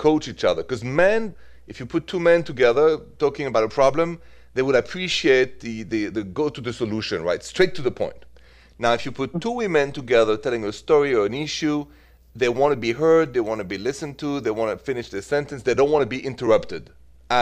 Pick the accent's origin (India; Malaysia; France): France; moved away; I'm originally from France